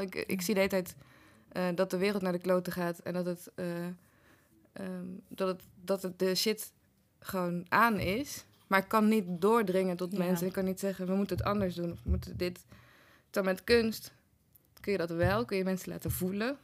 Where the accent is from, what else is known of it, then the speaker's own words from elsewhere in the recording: 's-Hertogenbosch, North Brabant, Netherlands; moved away; in Den Bosch, Vruchtenstraat, 16